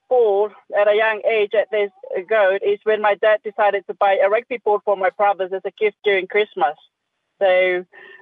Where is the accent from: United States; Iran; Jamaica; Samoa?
Samoa; Born and raised in Samoa